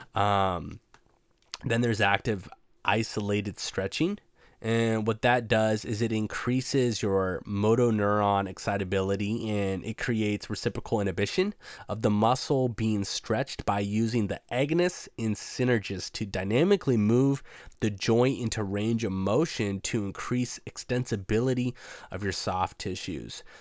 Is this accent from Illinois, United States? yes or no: no; Washington, United States; I'm from Washington State, so it can get pretty hippie out here